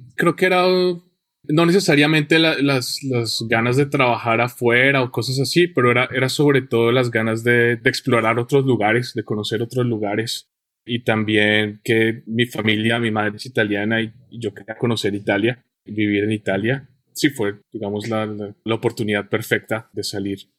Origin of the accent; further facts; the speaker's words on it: Colombia; moved away; yo nací en Colombia y estuve en Colombia en mi infancia y los años del que llamamos bachillerato